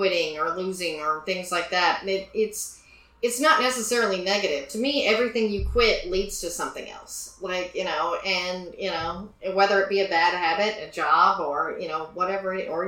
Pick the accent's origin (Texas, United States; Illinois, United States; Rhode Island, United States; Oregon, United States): Texas, United States; Tyler; moved away as an adult; growing up in Texas